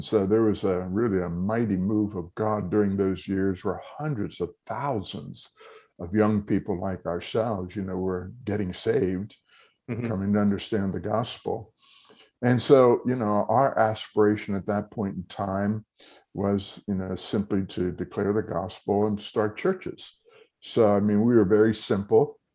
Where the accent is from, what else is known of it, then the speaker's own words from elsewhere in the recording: Telford, Pennsylvania, United States; I was born and raised in Telford